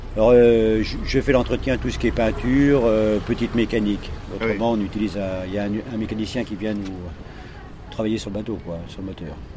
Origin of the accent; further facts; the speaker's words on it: Saint-Georges-de-Didonne, Nouvelle-Aquitaine, France; moved away as an adult; je suis de Saint-Georges de Didonne. Donc euh, j'ai toujours passé, euh, j'ai passé mon enfance jusqu'à jusqu'à 17 ans donc à, Saint-Georges de Didonne, Royan, et par la suite je suis parti